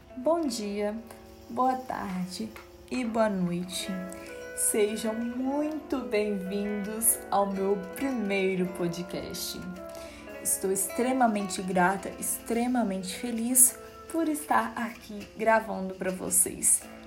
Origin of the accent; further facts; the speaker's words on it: Minas Gerais, Brazil; sou brasileira, sou mineira